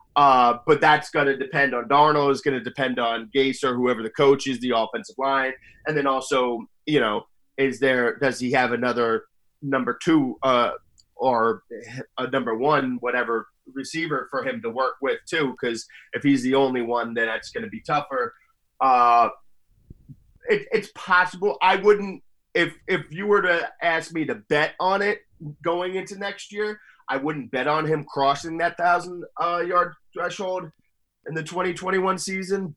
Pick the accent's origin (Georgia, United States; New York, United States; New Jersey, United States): New Jersey, United States; Mendham; my hometown uh, pizza place. Well, it's it's really an Italian restaurant, Dante's Restaurante in uh, Mendham, Mendham, New Jersey.